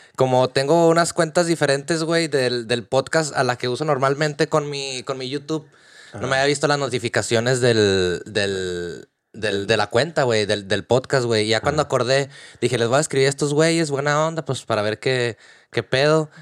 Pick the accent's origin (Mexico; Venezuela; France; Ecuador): Mexico; Torreón, Coahuila; moved away as an adult; now in Dublin, Ireland; soy de, de Torreón, Coahuila, México